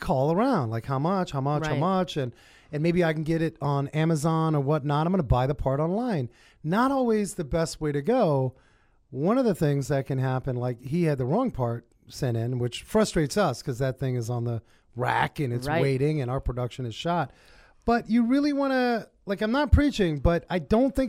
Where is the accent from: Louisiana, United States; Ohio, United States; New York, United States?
New York, United States; New York City; I grew up in Harlem